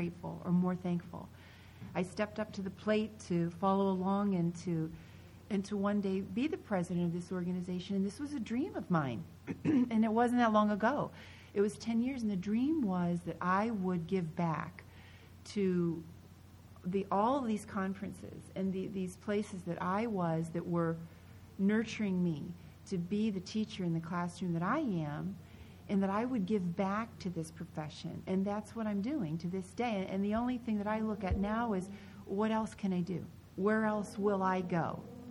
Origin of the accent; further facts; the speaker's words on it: Pennsylvania, United States; I grew up in Pennsylvania